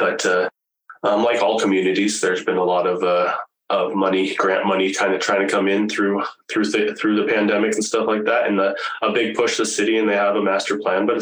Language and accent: English; Alameda, California, United States; also born or lived in Grand Junction, Colorado; now in Medicine Hat, Canada; I grew up in the San Francisco Bay Area, in a town called Alameda